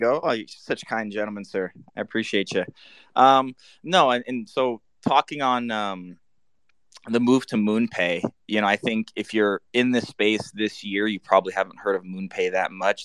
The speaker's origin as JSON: {"language": "English", "region": "Florida", "country": "United States", "tie": "born or raised there", "moved": "yes", "said": "I'm born and raised in Florida. I don't live there now"}